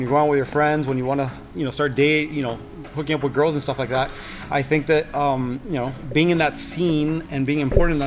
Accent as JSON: {"language": "English", "town": "Miami", "region": "Florida", "country": "United States", "tie": "born or raised there", "said": "I'm born and raised in Miami, Florida, Cuban parents"}